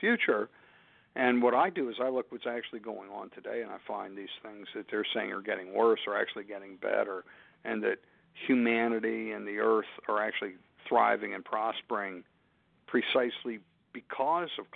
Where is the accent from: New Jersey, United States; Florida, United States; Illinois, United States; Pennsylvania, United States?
Pennsylvania, United States; my home state of Pennsylvania